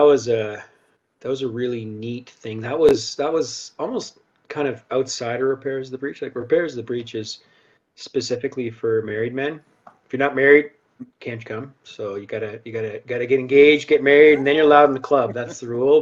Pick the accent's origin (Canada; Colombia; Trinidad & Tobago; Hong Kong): Canada; Halifax, Nova Scotia; moved away as an adult; now in Calgary, Canada; I'm originally from Halifax, the East Coast. Grew up there, um, moved here, chasing a girl